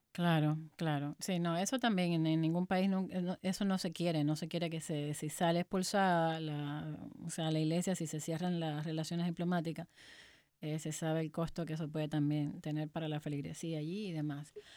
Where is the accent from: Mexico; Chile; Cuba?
Cuba; moved away as an adult; yo nací y me crié en Cuba, salí a los 29 años